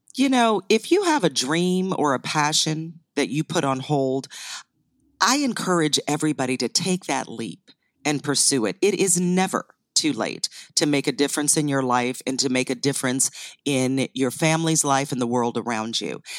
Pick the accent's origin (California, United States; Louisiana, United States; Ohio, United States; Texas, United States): Ohio, United States; northeastern; also born or lived in Canada; I was born in Canada, but raised in northeastern Ohio